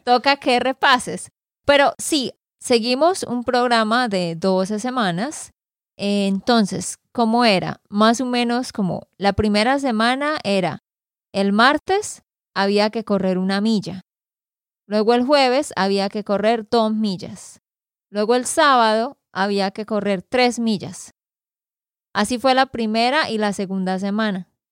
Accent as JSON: {"language": "Spanish", "region": "Santander", "country": "Colombia", "said": "de Santander, Colombia"}